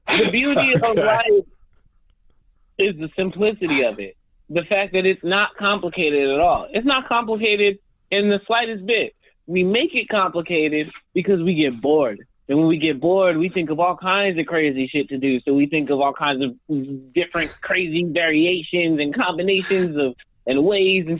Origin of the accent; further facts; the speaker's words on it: Albuquerque, New Mexico, United States; moved away as an adult; now in New York City, United States; I'm from New Mexico, man. I'm not from the city